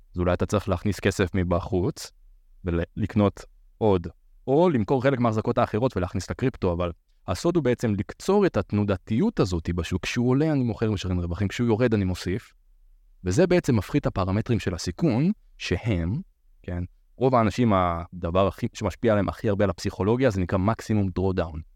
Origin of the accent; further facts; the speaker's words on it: Beersheba, Southern District, Israel; now in Tel Aviv, Israel; אני בן 30, מתל אביב, במקור אני באר שבעי